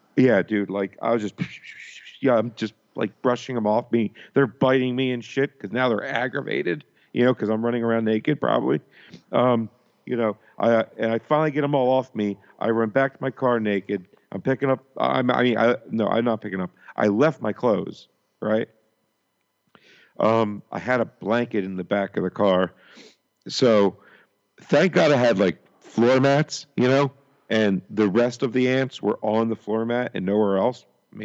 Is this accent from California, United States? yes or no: no; New Jersey, United States; I'm from South Jersey, which is Northeast